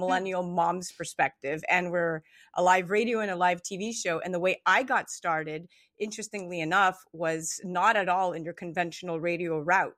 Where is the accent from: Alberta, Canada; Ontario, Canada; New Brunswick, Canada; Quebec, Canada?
Quebec, Canada; Montreal; I was born in Montreal, Canada, and my mom is Greek, and my dad is part Greek, part Israeli